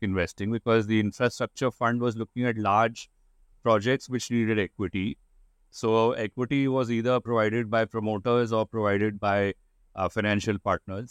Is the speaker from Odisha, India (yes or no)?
no; Kolkata, West Bengal, India; also born or lived in United States / London, United Kingdom; I am born and brought up in Calcutta, in India, and lived here pretty much all my life